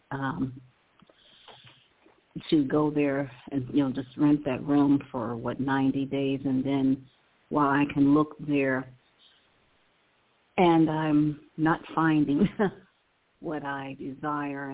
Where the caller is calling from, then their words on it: Cleveland, Ohio, United States; I'm calling from Cleveland, Ohio